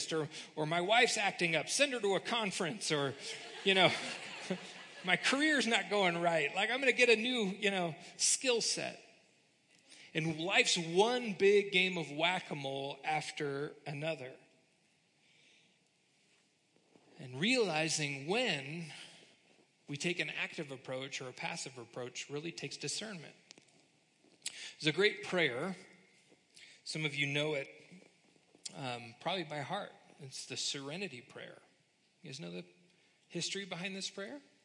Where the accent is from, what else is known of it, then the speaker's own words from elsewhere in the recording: United States; we're kind of wired as American Christians